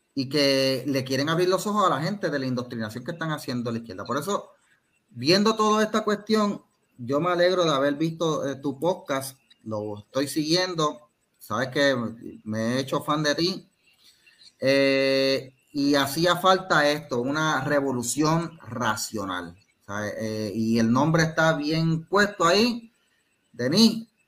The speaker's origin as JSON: {"language": "Spanish", "town": "Cidra", "country": "Puerto Rico", "said": "yo soy de Sidra"}